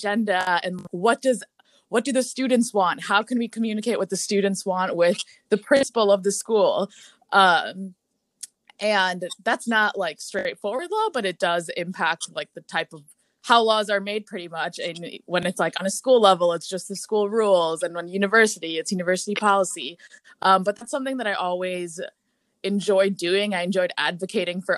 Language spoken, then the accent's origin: English; Brookfield, Wisconsin, United States; moved away as an adult; also born or lived in Milwaukee, Wisconsin; now in Washington, D.C., United States; I am from Brookfield, Wisconsin, which is a suburb outside of Milwaukee.